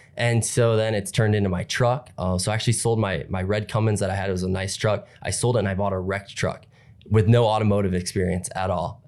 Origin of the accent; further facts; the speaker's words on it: Napoleon, Ohio, United States; I'm from Napoleon, Ohio.